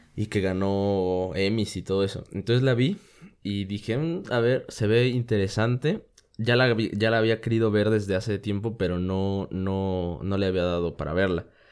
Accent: Mexico

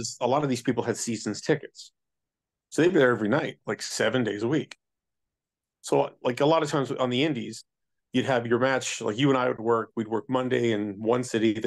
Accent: Canada; I'm Canadian, not Southern

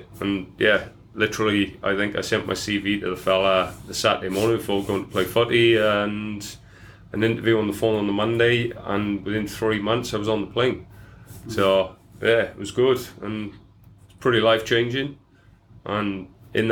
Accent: Welsh valleys, Wales, United Kingdom; accent: Welsh; moved away as an adult; now in Australia; I grew up in Wales

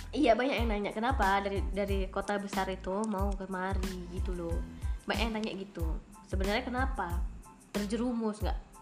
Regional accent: Medan, North Sumatra, Indonesia; moved away as an adult; now in Aceh, Indonesia; jauh dari orang tua, jauh dari kota Medan

